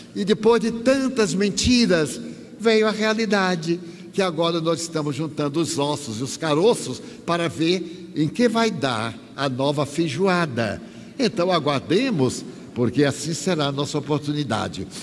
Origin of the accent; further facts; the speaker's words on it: Bahia, Brazil; eu sou baiano